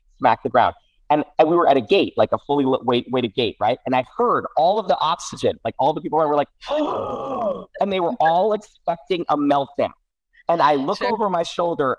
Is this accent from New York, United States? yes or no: yes; New York City, New York, United States; I grew up in New York City and I was 8, 9, 10 years